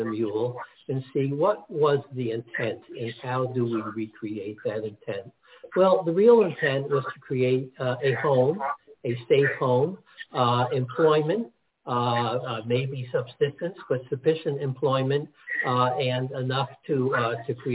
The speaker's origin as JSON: {"language": "English", "town": "Teaneck", "region": "New Jersey", "country": "United States", "tie": "born or raised there", "also_born_or_lived": "Newark, New Jersey"}